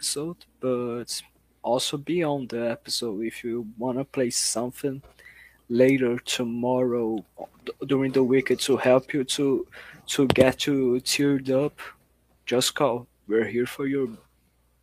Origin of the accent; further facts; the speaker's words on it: Brazil; I'm from Brazil as well. I can talk Portuguese